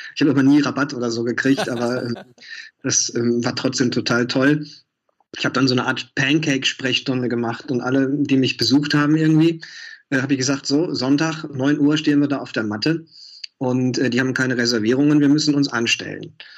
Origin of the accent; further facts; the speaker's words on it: Mülheim an der Ruhr, North Rhine-Westphalia, Germany; moved away as an adult; also born or lived in Duisburg; now in Berlin, Germany; ich bin auf Kohle geboren, ja, 85 auf die Welt gekommen, hatte neulich ähm, Ehrentag und ähm, habe dann äh, in Mülheim gelebt, in Duisburg studiert, dann nach Berlin gegangen